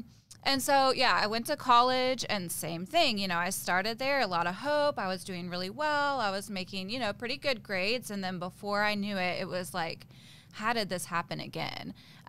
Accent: Tulsa, Oklahoma, United States; I was born in Tulsa, Oklahoma.

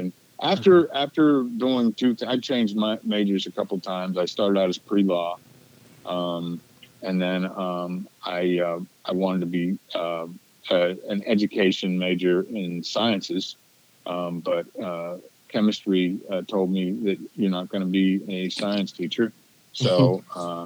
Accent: Central Pennsylvania, United States; this is a small town. This is a small town, Central Pennsylvania

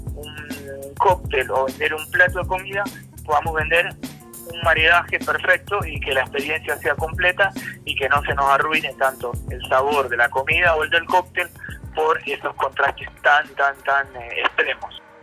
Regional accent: Argentina; now in Colombia; en mi país, en Argentina

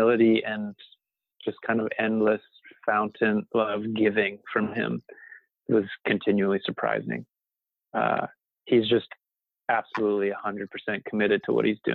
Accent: Louisville, Kentucky, United States; moved away; my hometown of Louisville, Kentucky

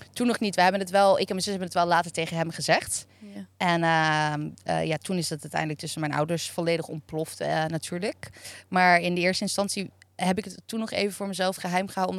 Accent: Hillegom, South Holland, Netherlands; Ik kom uit Hillegom

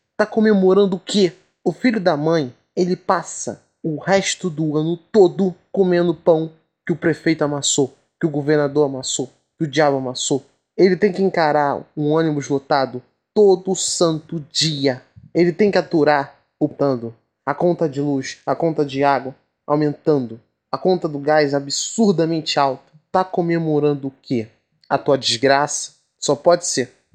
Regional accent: Rio de Janeiro, Brazil; eu como carioca

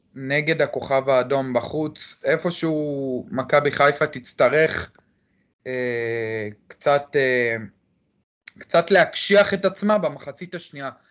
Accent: Jerusalem, Jerusalem District, Israel; אני מירושלים, אני בן 25

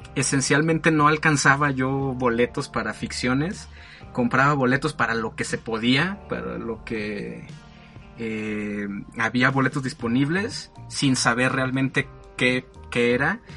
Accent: Mexico; yo soy mexicano, orgullosamente

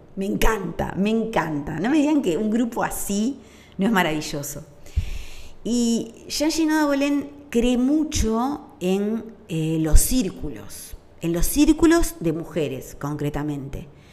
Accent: Uruguay; durante la dictadura en mi país

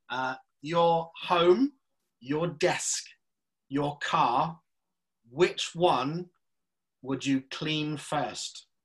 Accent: South West England, United Kingdom; Um, so being a Cornish boy, I, I'm I think I know the answer to this

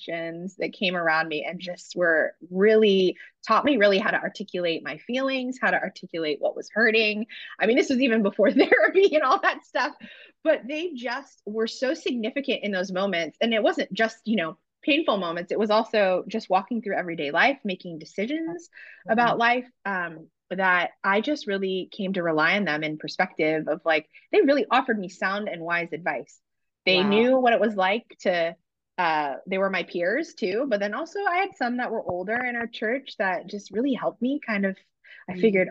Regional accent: San Francisco, California, United States; I am from San Francisco

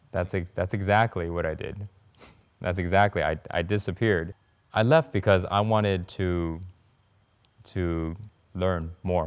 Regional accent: Houston, Texas, United States; moved away as an adult; now in Bali, Indonesia; I grew up in Houston, and I had a lot of struggles

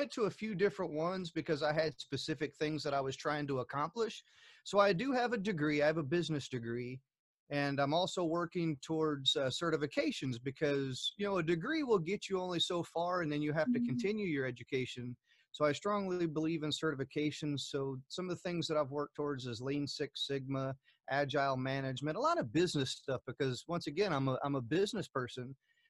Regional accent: Germany; born there; I was born in Germany, and you know, and once again, traveling from Germany to the U.S.

